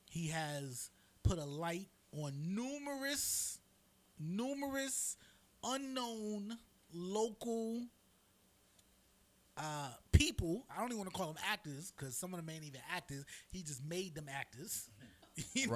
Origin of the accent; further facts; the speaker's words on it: New York City, New York, United States; now in Tampa, United States; I'm from New York. You know what I'm saying? From the Bronx